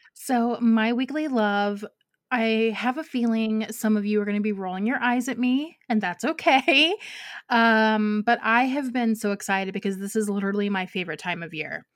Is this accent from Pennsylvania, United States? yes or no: no; Ohio, United States; now in Georgia, United States; I grew up in Ohio, so, like, I know snow